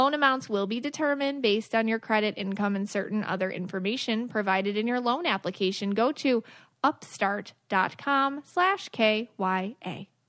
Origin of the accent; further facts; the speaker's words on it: Buffalo, New York, United States; So I'm from Buffalo.